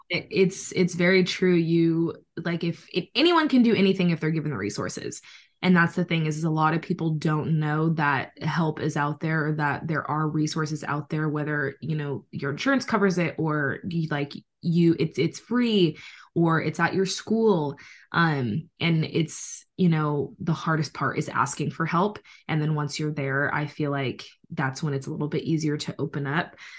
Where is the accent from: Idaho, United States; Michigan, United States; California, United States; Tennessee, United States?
California, United States; San Diego; also born or lived in Reno, Nevada / Washington; I'm born and raised in San Diego, California. Um, I've lived here my whole life